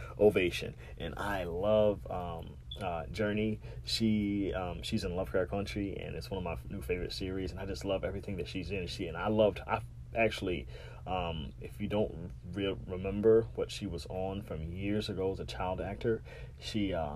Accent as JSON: {"language": "English", "town": "Savannah", "region": "Georgia", "country": "United States", "tie": "born or raised there", "said": "my hometown of Savannah"}